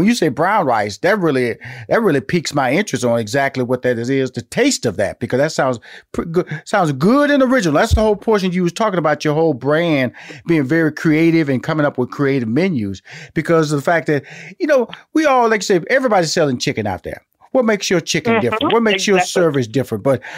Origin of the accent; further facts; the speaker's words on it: Houston, Texas, United States; now in Atlanta, United States; And I'm from Houston, Texas. I'm living in Atlanta